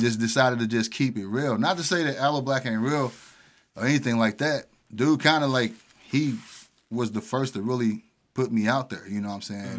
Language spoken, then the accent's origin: English; Pine Lawn, Missouri, United States; also born or lived in Wellston; I was born and raised in Pine Line